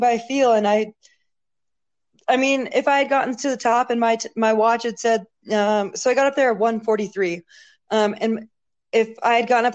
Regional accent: Washington, United States; now in Silverton, United States; I grew up in Washington State, pretty much directly between Portland and Seattle, like a tiny, like little, like logging community

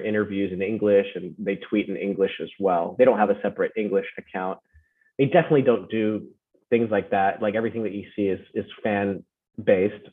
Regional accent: California, United States; also born or lived in Philippines; now in Las Vegas, United States; growing up in America, I also grew up in the Philippines

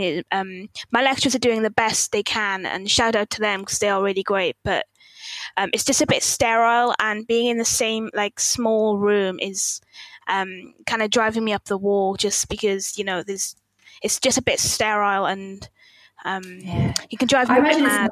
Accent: South Wales, United Kingdom; also born or lived in Manchester; now in Wakefield, United Kingdom; I'm originally from South Wales

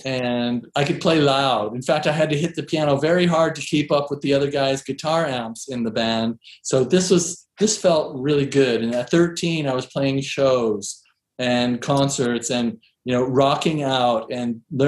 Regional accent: East Coast, United States; also born or lived in Seattle; we were living in Seattle by that time. I grew up in the East Coast.

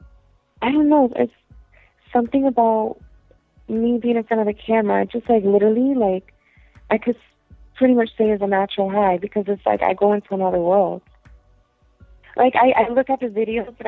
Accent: Connecticut, United States; also born or lived in Puerto Rico; I wasn't born in Connecticut. I was actually born in Puerto Rico. And then I was moved, you know, to the States when I was probably like 5. And from there on, I've been in Connecticut.

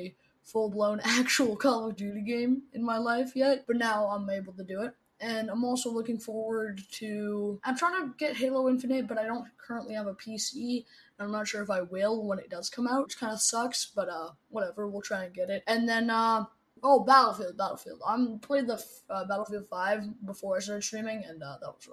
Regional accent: Toronto, Ontario, Canada; I am from Toronto, Canada, born and raised

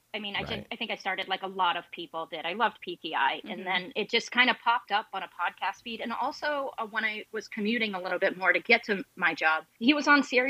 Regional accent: Williston, Vermont, United States; now in Ohio, United States; I grew up in Williston.

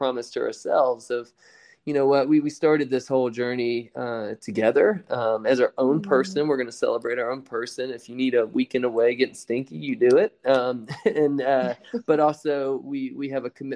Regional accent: outside of Augusta, Georgia, United States; I grew up outside of Augusta, Georgia, in a very small rural town

